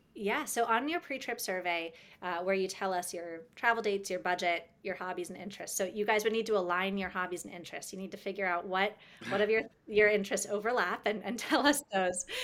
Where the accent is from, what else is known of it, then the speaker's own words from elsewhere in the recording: United States; growing up in the States